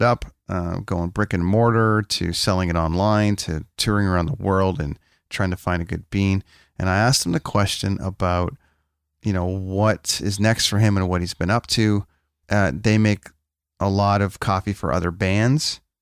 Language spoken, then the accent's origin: English; Canada; I'm a guy from Canada with a coffee podcast